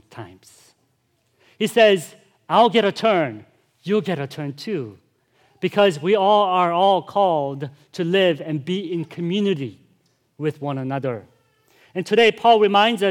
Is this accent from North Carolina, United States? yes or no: no; Chicago, Illinois, United States; I'm from Chicago, too